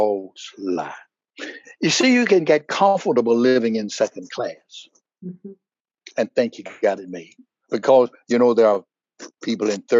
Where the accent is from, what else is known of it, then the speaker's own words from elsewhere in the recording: United States; I'm American, as American as going to get.